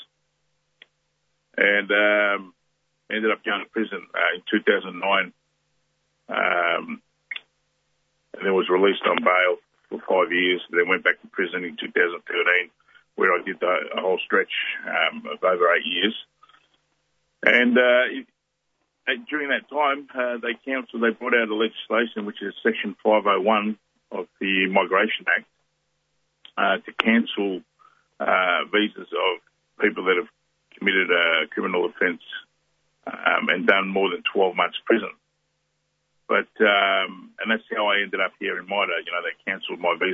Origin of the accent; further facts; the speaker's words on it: Melbourne, Victoria, Australia; also born or lived in Tonga; I grew up in Australia